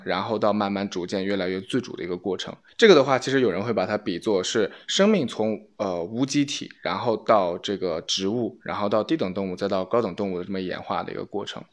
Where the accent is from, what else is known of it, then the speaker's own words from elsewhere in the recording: China; 我其实作为一个中国人的话